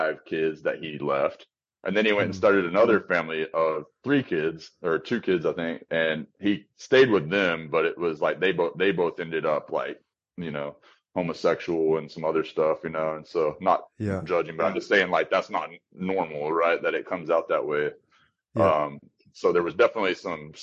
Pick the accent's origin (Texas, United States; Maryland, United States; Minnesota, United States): Texas, United States; Amarillo; moved away; I went to my hometown for Christmas, a place called Amarillo, Texas